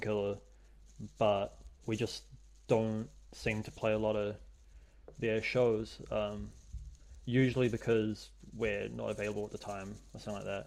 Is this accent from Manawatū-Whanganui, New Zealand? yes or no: no; Hamilton, Waikato, New Zealand; moved away as an adult; now in Wellington, New Zealand; I grew up in Hamilton